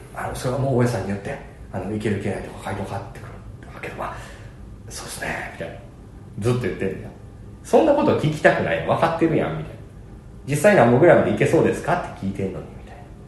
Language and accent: Japanese; Kansai, Japan; 俺関西人